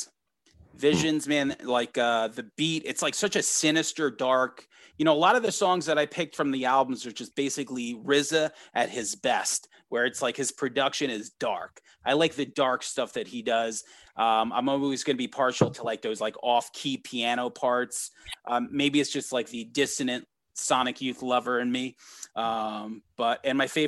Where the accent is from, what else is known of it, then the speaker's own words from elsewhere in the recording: New York, United States; we're all from New York